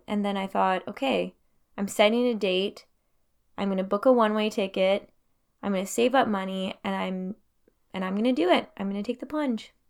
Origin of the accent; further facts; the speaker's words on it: Timmins, Ontario, Canada; also born or lived in Thunder Bay; now in Montreal, Canada; I'm actually originally from Timmins